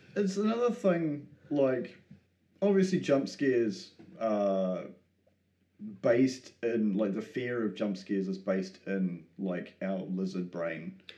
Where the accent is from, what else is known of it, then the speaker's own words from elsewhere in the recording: New Zealand; me being a New Zealander